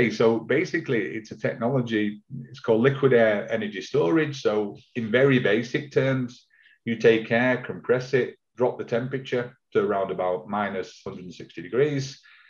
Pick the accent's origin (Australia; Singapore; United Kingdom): United Kingdom; Manchester, North West England; I'm from Manchester